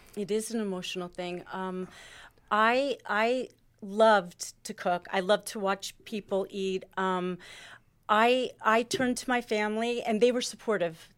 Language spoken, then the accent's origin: English; Springfield, United States; I grew up in Springfield. I am Italian.